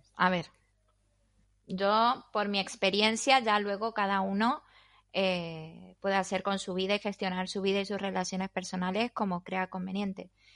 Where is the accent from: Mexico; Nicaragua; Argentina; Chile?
Argentina; moved away as an adult; now in Spain; soy argentina y llevo 19 años en España y media vida